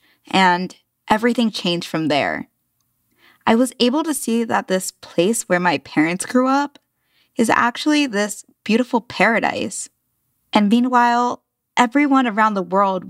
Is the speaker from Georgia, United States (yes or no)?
no; southern New Jersey, United States; I was born and raised in this very small, mostly white town in southern New Jersey